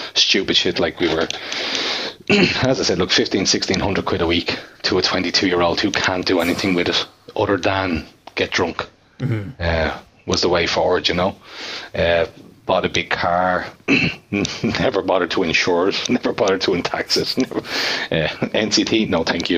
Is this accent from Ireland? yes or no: yes; Bray, Leinster, Ireland; I'm from Bray